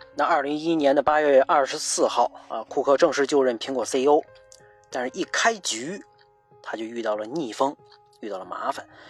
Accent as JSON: {"language": "Chinese", "country": "China", "said": "咱作为一个中国人"}